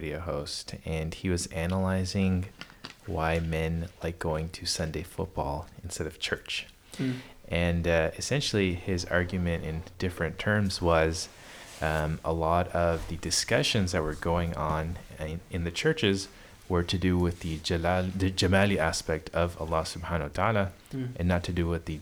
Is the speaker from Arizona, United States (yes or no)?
yes; Phoenix, Arizona, United States; when I was growing up in Phoenix